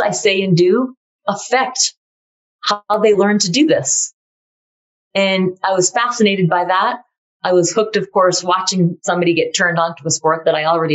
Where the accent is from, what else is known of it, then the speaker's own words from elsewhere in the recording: Massachusetts, United States; I skied in New Hampshire because I grew up in Massachusetts